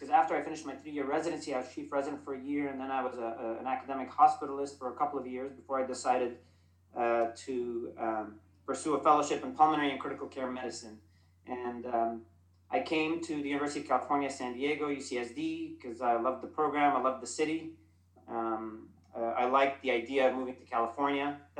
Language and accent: English; Dubai, United Arab Emirates; So I am Lebanese American. I grew up in Dubai.